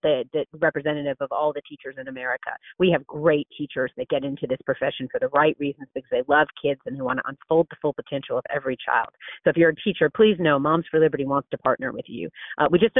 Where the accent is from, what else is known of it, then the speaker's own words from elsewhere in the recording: Florida, United States; I'm from Florida